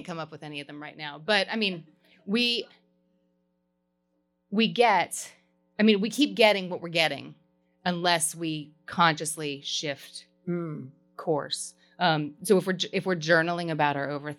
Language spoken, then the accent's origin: English; Kentucky, United States; I'm from Kentucky